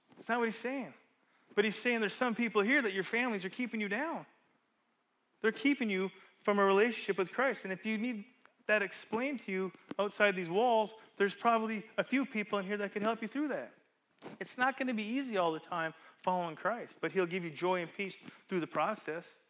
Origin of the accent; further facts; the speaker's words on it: Calgary, Alberta, Canada; moved away; we're at the Market Mall parking lot in the middle of Calgary, Alberta, where I grew up